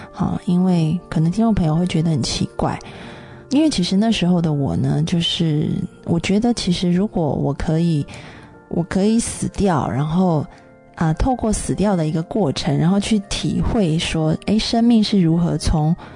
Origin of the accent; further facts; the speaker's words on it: Taiwan; 因为那时候呃我在中国，那所以当我得了 SARS 就赶快回到台湾。